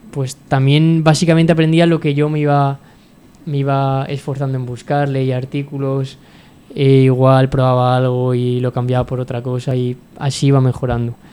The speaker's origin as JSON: {"language": "Spanish", "town": "Sagunto", "region": "Valencian Community", "country": "Spain", "said": "mi, de pueblo, yo soy del puerto de Sagunto"}